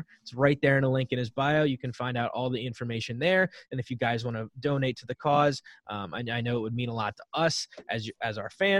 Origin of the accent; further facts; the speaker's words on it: Gettysburg, Pennsylvania, United States; I grew up in Gettysburg, just outside of York